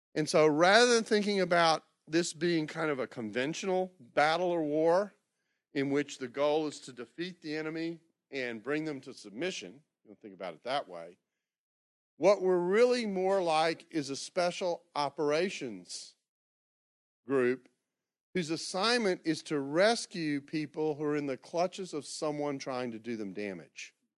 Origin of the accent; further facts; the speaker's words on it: Houston, Texas, United States; moved away; I grew up in the Memorial area